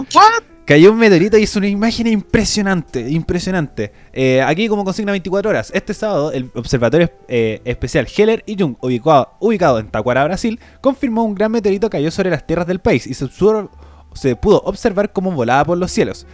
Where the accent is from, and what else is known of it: Chile; moved away; also born or lived in Europe